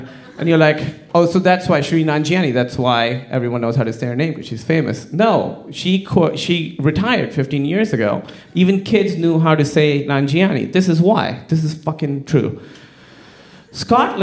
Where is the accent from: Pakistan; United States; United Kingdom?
Pakistan; I'm from Pakistan